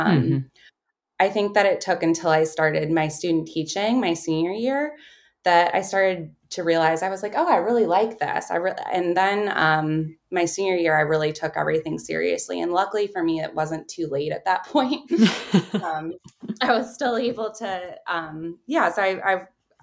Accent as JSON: {"language": "English", "town": "Baltimore", "region": "Maryland", "country": "United States", "tie": "born or raised there", "said": "I grew up in Baltimore, Maryland."}